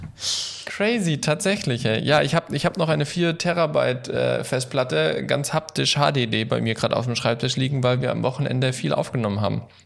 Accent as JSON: {"language": "German", "region": "Baden-Württemberg", "country": "Germany", "moved": "yes", "lives_now": "Hesse, Germany", "said": "ich komme ja auch aus Baden-Württemberg"}